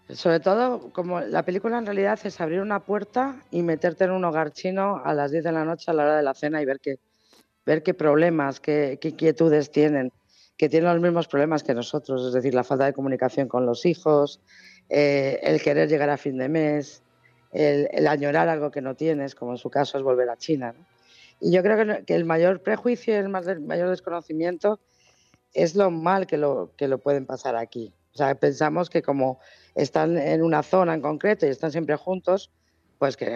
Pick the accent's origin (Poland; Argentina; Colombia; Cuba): Argentina; en Argentina somos todos gallegos